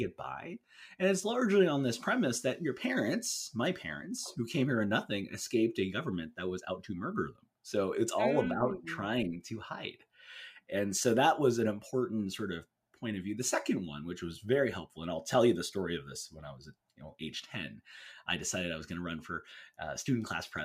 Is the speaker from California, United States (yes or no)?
yes; California, United States; my home state, which is in California.